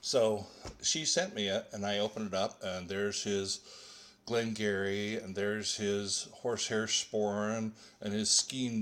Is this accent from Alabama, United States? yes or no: no; Glendale, Arizona, United States; I grew up in a suburb of Phoenix, Arizona, called Glendale